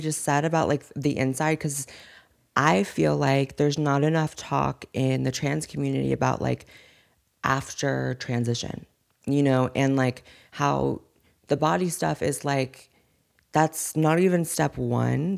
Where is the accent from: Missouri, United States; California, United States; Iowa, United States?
California, United States; Corning; accent: Valley Girl; also born or lived in Chico, California; I was raised in an even smaller town, no one even knows the name of, called Corning